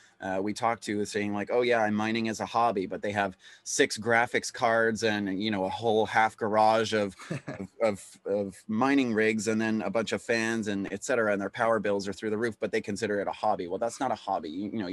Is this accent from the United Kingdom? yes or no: no; Canada; And so as a Canadian, what you have to keep is your records for 7 years.